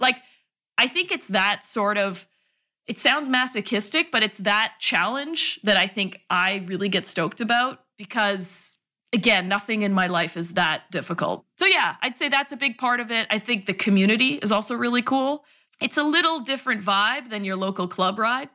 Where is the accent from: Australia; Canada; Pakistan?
Canada; moved away as an adult; also born or lived in Toronto / New York City; now in San Francisco, United States; I'm Canadian